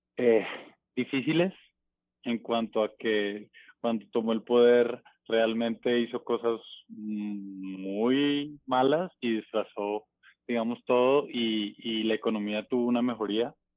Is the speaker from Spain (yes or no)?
no; Bogotá, Colombia; moved away as an adult; also born or lived in Buga, Valle del Cauca; now in Mexico; Yo nazco ahí y luego mis papás me llevan a Bogotá. Yo, digamos, crezco. Eh, como mi infancia y, y mi juventud o mi adolescencia realmente, está en Bogotá, crezco en Bogotá